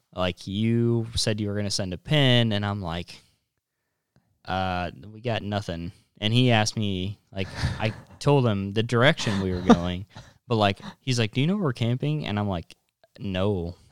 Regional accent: North Platte, Nebraska, United States; I'm from North Platte

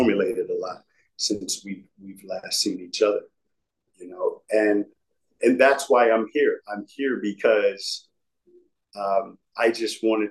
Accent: United States; my worldview as an American. Mm-hmm. I'm an American.

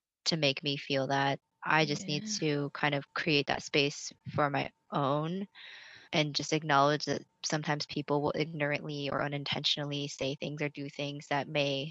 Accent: Lebanon, Oregon, United States; I grew up on the West Coast in Oregon, in a pretty small town called Lebanon, Oregon

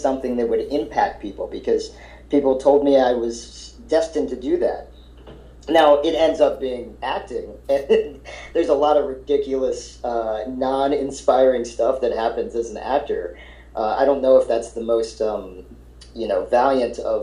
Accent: Silver Spring, Maryland, United States; also born or lived in Ohio; I was born in Ohio, and I only lived there for like a year and a half, but I grew up in outside of D.C. in Silver Spring, Maryland

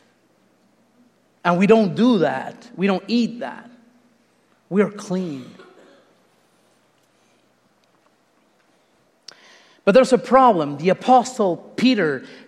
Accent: Uruguay; moved away; I'm not even Mexican. I'm from Uruguay

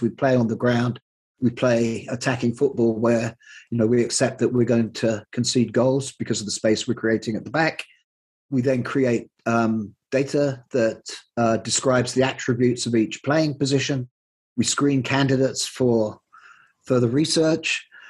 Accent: Plymouth, South West England, United Kingdom; moved away as an adult; I grew up in Plymouth and left at the age of 18 when I went off to university

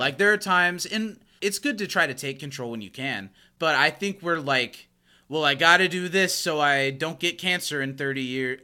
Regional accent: United States; I'm an American

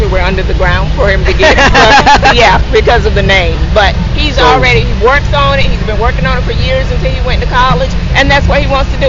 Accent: Murfreesboro, North Carolina, United States; I am a native of North Carolina, from Murfreesboro, North Carolina.

